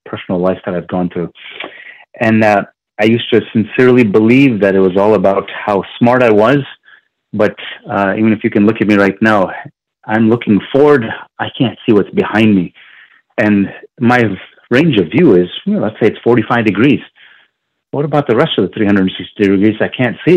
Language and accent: English; Virginia Beach, Virginia, United States; I grew up in Virginia Beach, Virginia